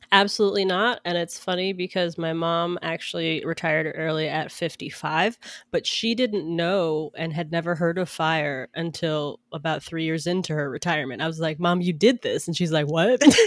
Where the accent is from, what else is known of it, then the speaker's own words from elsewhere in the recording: Atlanta, Georgia, United States; also born or lived in New York; now in Seattle, United States; I grew up in Atlanta